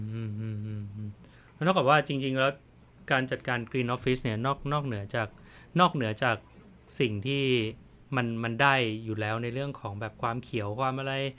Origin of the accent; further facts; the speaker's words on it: Thailand; ผมเป็นคนไทย